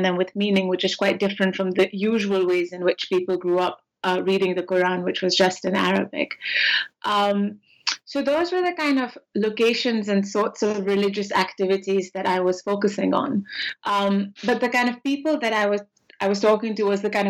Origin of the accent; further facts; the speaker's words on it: Lahore, Punjab, Pakistan; moved away as an adult; also born or lived in Oxford, United Kingdom; I'm from Pakistan, and I grew up in Pakistan, in Lahore, in fact